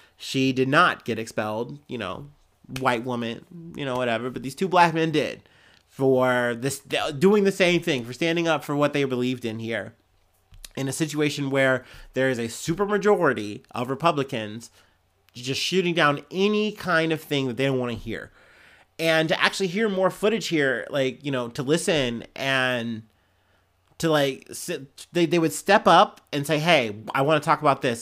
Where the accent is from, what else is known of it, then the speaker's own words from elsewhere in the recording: Ohio, United States; I'm from Ohio and it shows.